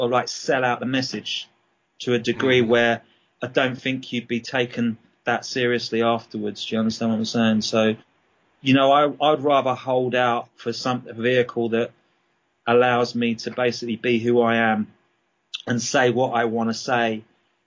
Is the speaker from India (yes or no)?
no; Brighton, South East England, United Kingdom; accent: English; moved away as an adult; also born or lived in Dublin, Ireland / London / Australia; now in England; I started off in Brighton. Well, actually, I was born in Dublin, and then we moved to London, and then I moved to Brighton when I was about 4 or 5, and went to school there, and then sort of went back to London when I was 19